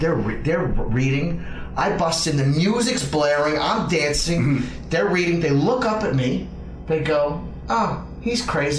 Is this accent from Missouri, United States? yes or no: no; New Orleans, Louisiana, United States; born or raised there; also born or lived in Montreal, Canada